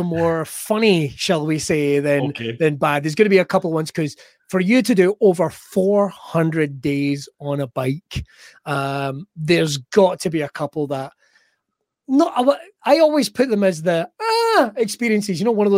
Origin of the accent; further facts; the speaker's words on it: Scotland, United Kingdom; But, I'm very Scottish.